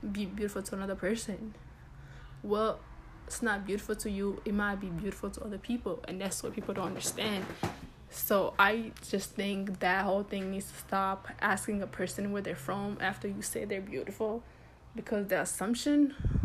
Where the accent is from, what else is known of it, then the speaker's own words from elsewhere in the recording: United States; I grew up here, of course my English is gonna be decent, I grew up here